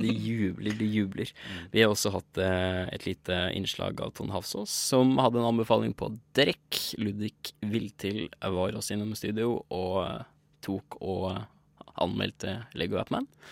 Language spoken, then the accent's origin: Norwegian; Oppland, Innlandet, Norway; altså jeg er jo fra Oppland.